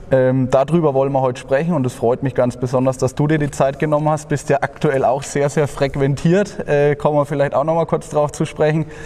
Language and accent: German; Waldbüttelbrunn, Bavaria, Germany; Aber mich freut es heute, weil ich mal in meiner Heimat bin und äh, mit dem Macher des äh, Waldbüttelbrunner Handballs reden darf.